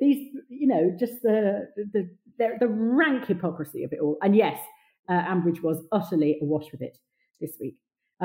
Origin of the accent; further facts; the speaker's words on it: England, United Kingdom; we, as smirky English people